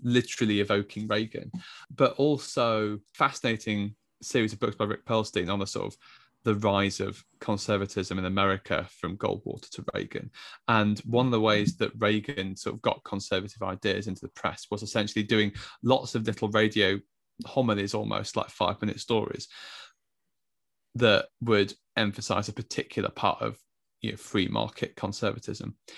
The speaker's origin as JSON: {"language": "English", "region": "England", "country": "United Kingdom", "said": "I'm also an Englishman of a certain age"}